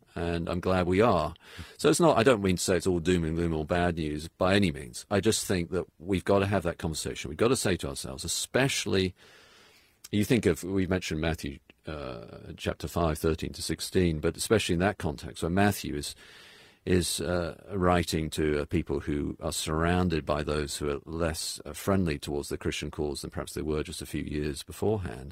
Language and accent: English; United Kingdom; also born or lived in New England; now in United States; I'm British